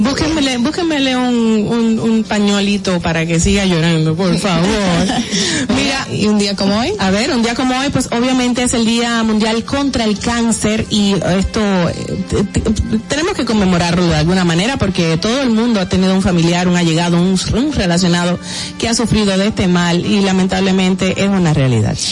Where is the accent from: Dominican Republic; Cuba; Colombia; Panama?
Dominican Republic; somos dominicanos